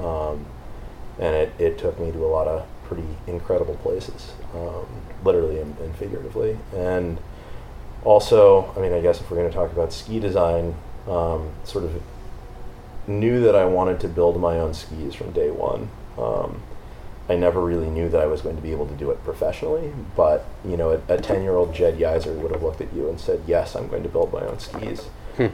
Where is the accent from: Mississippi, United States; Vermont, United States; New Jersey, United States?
Vermont, United States; I grew up in Vermont, um, ski racing.